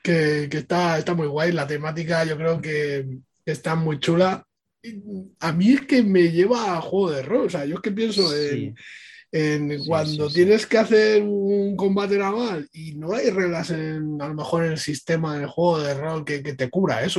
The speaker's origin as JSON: {"language": "Spanish", "town": "Ibiza", "region": "Balearic Islands", "country": "Spain", "said": "Aquí en, en Ibiza, bueno, yo soy de Ibiza"}